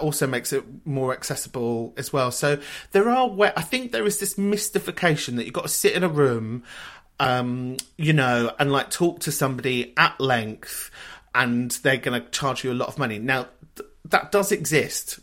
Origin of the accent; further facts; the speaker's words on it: London, United Kingdom; I grew up in a place called Kentish Town